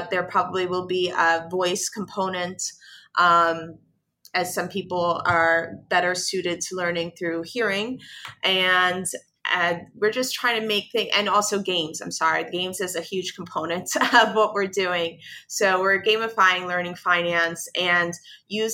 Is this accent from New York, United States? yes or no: yes; New York City, New York, United States; I am from the South Bronx, and South Bronx is one of the most impoverished neighborhoods in the United States. Certainly when I was growing up there